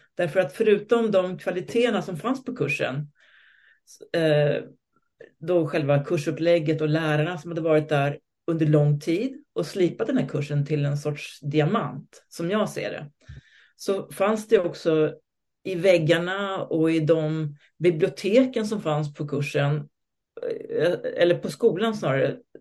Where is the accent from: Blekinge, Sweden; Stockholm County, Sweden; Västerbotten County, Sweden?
Stockholm County, Sweden; Stockholm; also born or lived in Moscow; Jag är född i Stockholm på 60-talet med en svensk och en rysk förälder